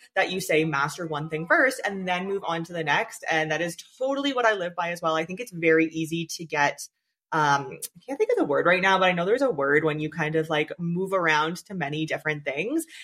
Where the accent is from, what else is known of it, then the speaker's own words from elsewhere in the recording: Canada; I'm from Canada too